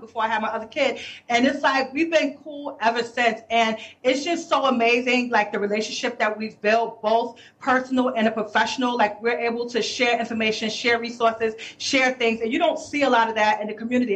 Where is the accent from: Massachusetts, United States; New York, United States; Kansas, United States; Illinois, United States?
New York, United States; New York City; also born or lived in Brooklyn; I'm from the Bronx, born and mm-hmm. raised in Harlem